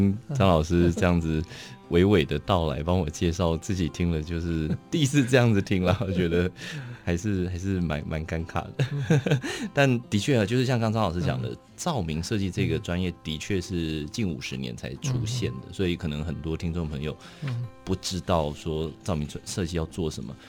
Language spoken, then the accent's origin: Chinese; Taipei, Taiwan; 我从小都在台北长大，